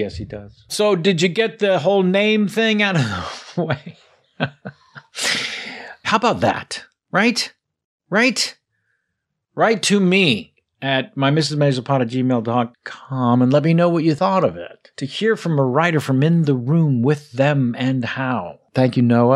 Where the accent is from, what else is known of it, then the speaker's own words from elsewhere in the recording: California, United States; California born and raised. Everyone thinks I'm from New York